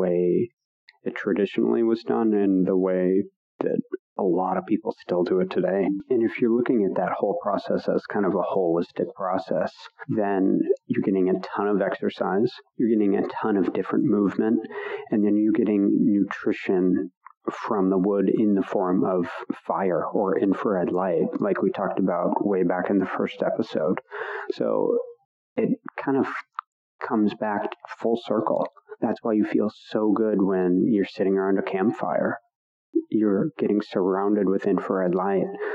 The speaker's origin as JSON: {"language": "English", "region": "Pacific Northwest", "country": "United States", "tie": "born or raised there", "said": "I grew up in the Pacific Northwest on a homestead."}